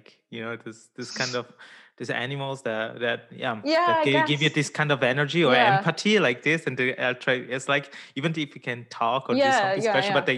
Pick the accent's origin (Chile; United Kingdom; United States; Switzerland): Switzerland; Ticino; I come from the South. Yeah. I grew up in Ticino